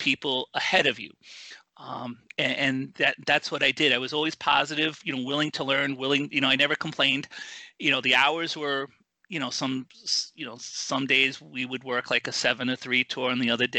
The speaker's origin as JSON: {"language": "English", "region": "New York", "country": "United States", "said": "I'm a New Yorker"}